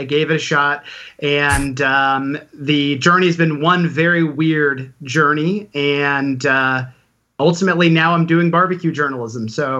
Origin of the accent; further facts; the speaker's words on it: Kansas City, Missouri, United States; moved away as an adult; now in Brooklyn, United States; I've lived in Brooklyn for about 11 years. I grew up in Kansas City, Missouri. So when it comes to barbecue and learning about barbecue, Kansas City was my home base.